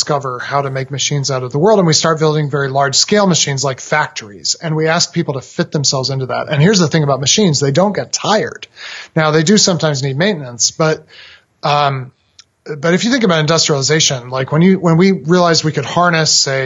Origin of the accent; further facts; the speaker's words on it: Massachusetts, United States; I was a boy growing up in Massachusetts